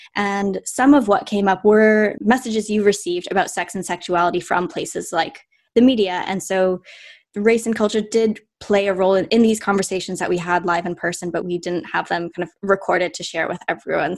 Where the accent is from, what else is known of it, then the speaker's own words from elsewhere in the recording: Vancouver, British Columbia, Canada; now in London, United Kingdom; I'm Canadian. I'm from Vancouver, Canada